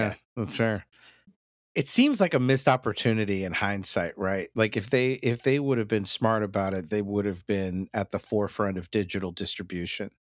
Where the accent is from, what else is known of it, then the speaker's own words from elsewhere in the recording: North Texas, United States; me growing up in that North Texas area